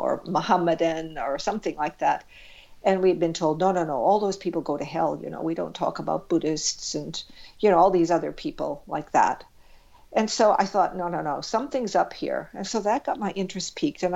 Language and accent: English; South Shore suburbs of Boston, Massachusetts, United States; moved away; I grew up on the South Shore suburbs of Boston